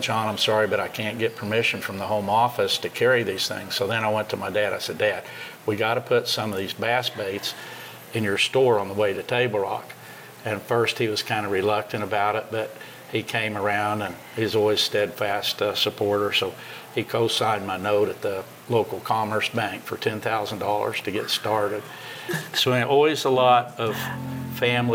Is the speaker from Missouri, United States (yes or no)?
yes; Springfield, Missouri, United States; I was born here in Springfield, Missouri. I grew up on 683 South Pickwick